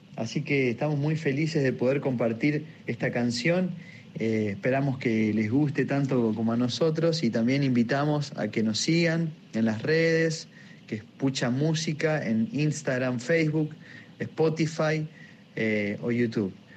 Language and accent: Spanish; Sastre, Santa Fe, Argentina; yo soy de Sastre, provincia de Santa Fe, los pueblos del interior